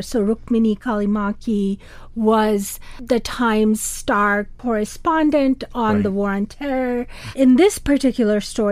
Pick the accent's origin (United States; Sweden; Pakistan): Pakistan; Karachi, Sindh; moved away; I grew up in Karachi, in Pakistan's the largest city.